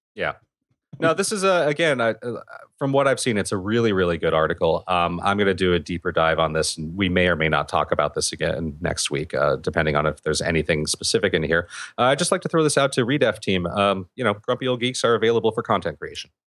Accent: California, United States

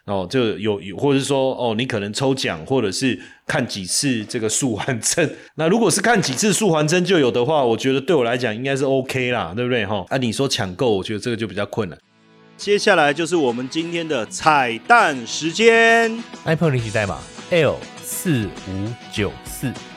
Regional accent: Taiwan; 我们台湾人共同的记忆

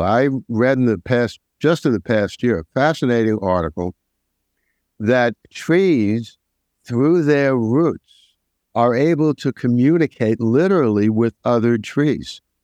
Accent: New York, United States; I'm a New Yorker

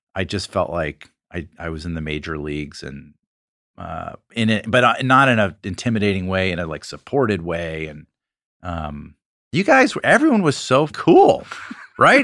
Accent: Atlanta, Georgia, United States; we went to uh, prep school in Atlanta

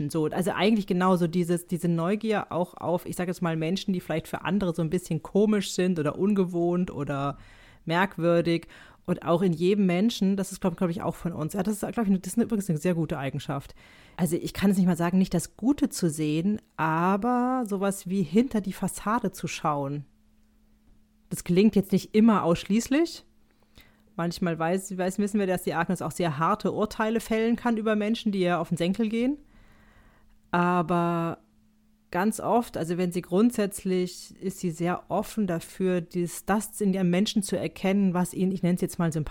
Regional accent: Switzerland; auch wenn ich Schweizer bin, würde ich das nie so auf Englisch sagen. Also ich bin ja ein Schweizer Teil.

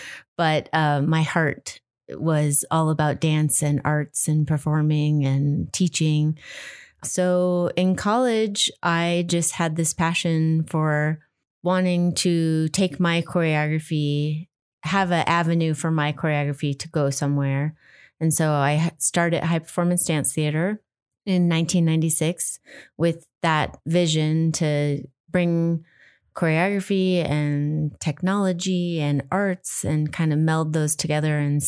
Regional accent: Chicago, Illinois, United States; So when I was six, I grew up in Chicago and I saw the Nutcracker on Channel 9 in Chicago, WGN

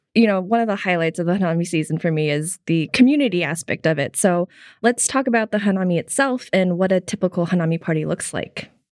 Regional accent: Tokyo, Japan; I grew up in Tokyo.

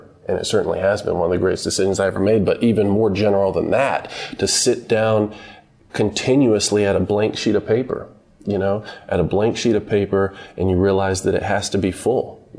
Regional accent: Statesboro, Georgia, United States; also born or lived in Greenville, North Carolina; we left when I was 2 years old because my mother had gotten a job at Georgia Southern University in South Georgia near Savannah.

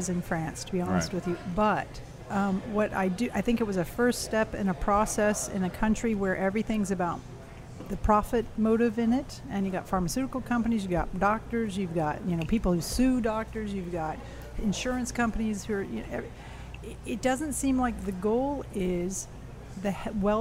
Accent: Houston, Texas, United States; moved away as an adult; also born or lived in Paris; I grew up in Houston.

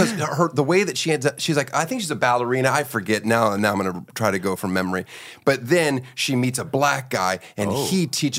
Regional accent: Germany; born there; I was born in Germany because

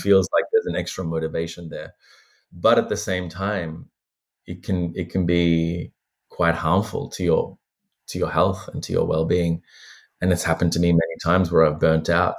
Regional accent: Australia; also born or lived in Sri Lanka; I lost touch with, with Buddhism for many years growing up in Australia

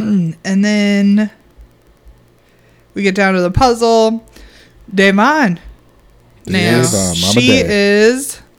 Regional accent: Illinois, United States; I mean, we're from Illinois. We don't live in Chicago.

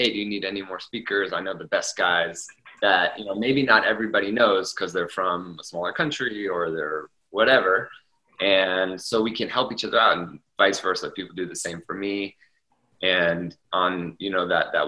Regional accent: Orange County, California, United States; I grew up in Orange County, California, at Disneyland.

